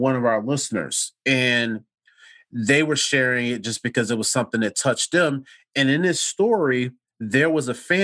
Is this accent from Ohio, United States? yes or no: no; Chicago, Illinois, United States; you're from Chicago